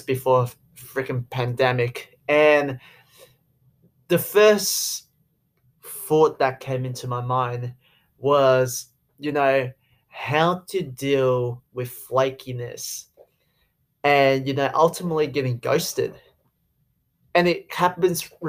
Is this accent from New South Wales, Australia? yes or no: yes; Sydney, New South Wales, Australia; accent: Aussie; I'm Chinese. I grew up in Australia, born in Sydney